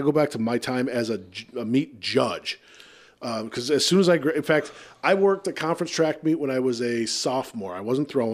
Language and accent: English; Decorah, Iowa, United States; I grew up in Decorah